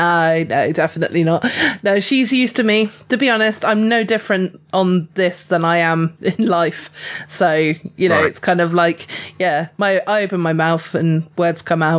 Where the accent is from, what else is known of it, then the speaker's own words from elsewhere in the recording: England, United Kingdom; I'm highly sunburnt because I'm definitely an English rose, you know.